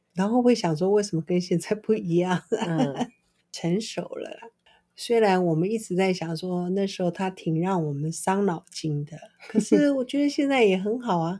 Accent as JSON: {"language": "Chinese", "country": "Taiwan", "said": "我们这边台湾人"}